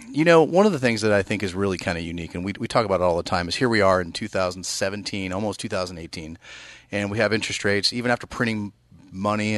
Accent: East Bay, California, United States; moved away as an adult; now in Sacramento, United States; I grew up in the East Bay

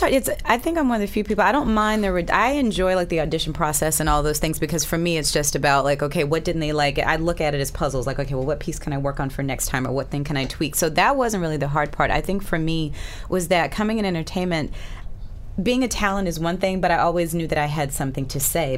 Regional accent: Alabama, United States; moved away; also born or lived in Boston; I again grew up in Alabama. I was born in Boston

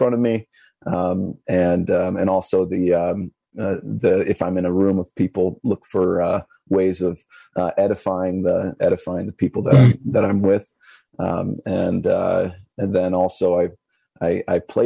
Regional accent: Illinois, United States; I'm from the Midwest of Illinois, Midwest of America, and from Illinois.

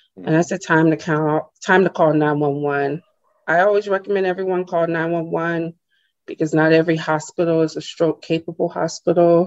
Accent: Charleston, South Carolina, United States; moved away as an adult; also born or lived in Birmingham, Alabama; I'm from Charleston, South Carolina, born um, and lived there most of my life

